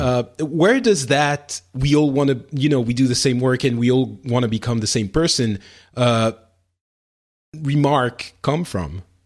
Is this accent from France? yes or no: yes; France; in France, we, we don't have that, or at least I didn't when I was growing up